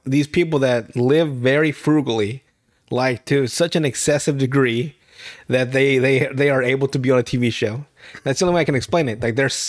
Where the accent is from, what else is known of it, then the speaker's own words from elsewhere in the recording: Nicaragua; I come from Nicaragua.